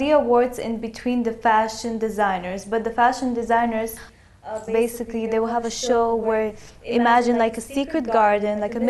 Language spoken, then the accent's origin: English; United States; moved away as an adult; also born or lived in Los Angeles; now in Dubai, United Arab Emirates; I lived there. I was born in America.